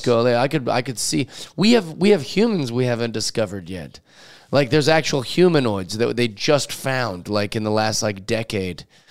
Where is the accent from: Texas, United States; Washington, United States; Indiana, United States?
Washington, United States; Seattle; I grew up in Seattle, so everybody's always telling Bigfoot stories